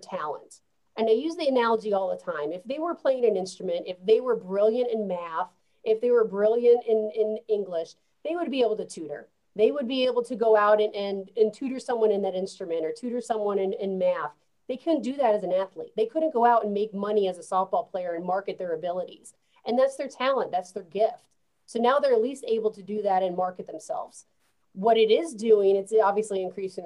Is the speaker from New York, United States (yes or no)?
yes; New York City, New York, United States; now in Columbia, United States; I'm a New Yorker